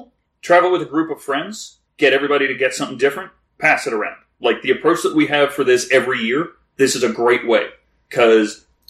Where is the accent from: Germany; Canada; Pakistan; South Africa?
Canada; the Maritimes; I'm from the Maritimes.